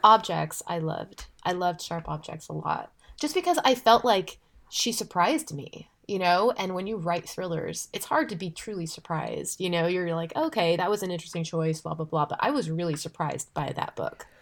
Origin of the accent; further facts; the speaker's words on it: California, United States; I'm from California